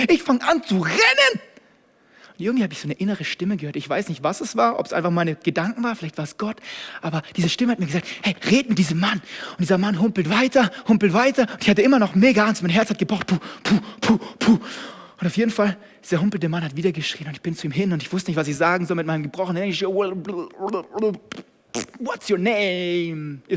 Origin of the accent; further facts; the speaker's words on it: Germany; Ich kannte es als Deutscher gar nicht, dass es sowas gibt.